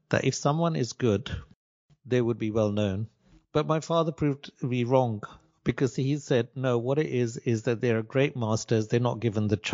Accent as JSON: {"language": "English", "town": "Nakuru", "region": "Nakuru County", "country": "Kenya", "tie": "born or raised there", "said": "I was born in Kenya in a town called Nakuru, which is outside the capital of Nairobi, and I was born in 1966. I was born at home, which was kind of the normal thing in those days"}